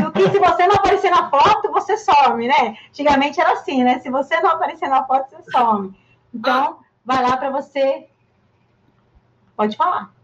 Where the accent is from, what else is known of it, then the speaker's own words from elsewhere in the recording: São Paulo, Brazil; Eu sou de São Paulo, né? Eu moro aqui há muito tempo, sou de São Paulo